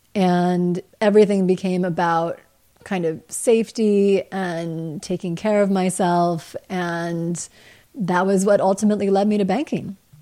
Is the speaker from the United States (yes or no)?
yes; Midwest, United States; moved away as an adult; also born or lived in Grinnell, Iowa / New York; growing up in the Midwest